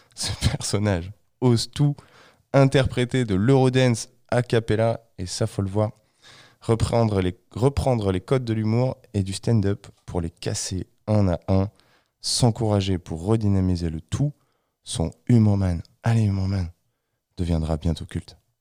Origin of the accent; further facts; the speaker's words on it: France; je suis français